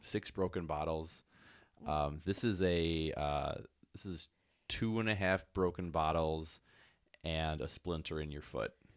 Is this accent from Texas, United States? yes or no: no; Chicago, Illinois, United States; we are from Chicagoland